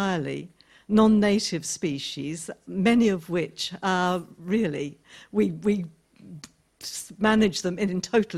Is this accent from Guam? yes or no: no; Australia; But I come from Australia